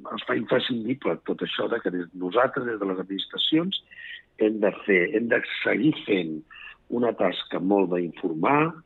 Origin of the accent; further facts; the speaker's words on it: Garrotxa, Catalonia, Spain; jo soc de la Garrotxa